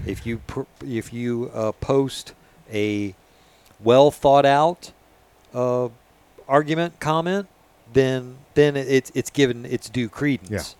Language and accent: English; Florida, United States; being a Florida native